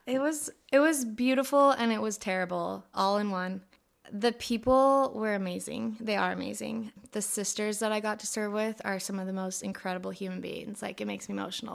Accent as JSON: {"language": "English", "town": "Escondido", "region": "California", "country": "United States", "tie": "born or raised there", "also_born_or_lived": "Hawaii", "said": "I grew up in San Diego, specifically Escondido."}